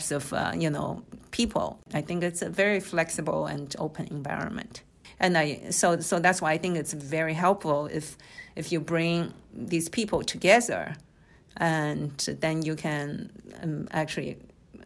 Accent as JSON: {"language": "English", "country": "China", "tie": "born or raised there", "also_born_or_lived": "Shanghai / United States", "moved": "as an adult", "lives_now": "Okinawa, Japan", "said": "I was born in Shanghai, and I grew up in China"}